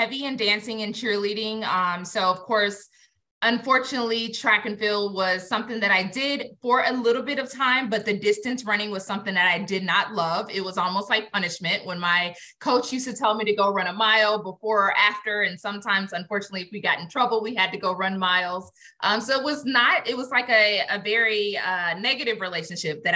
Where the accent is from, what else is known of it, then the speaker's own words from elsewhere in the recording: Atlanta, Georgia, United States; I'm born and raised in Atlanta